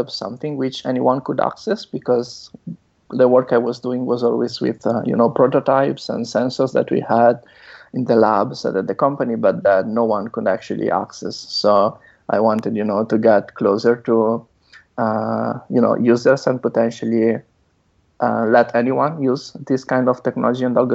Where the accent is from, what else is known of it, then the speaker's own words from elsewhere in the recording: Italy; moved away as an adult; also born or lived in Netherlands; now in San Francisco, United States; I'm originally from Italy, where I did my bachelor and master's. Then I moved to the Netherlands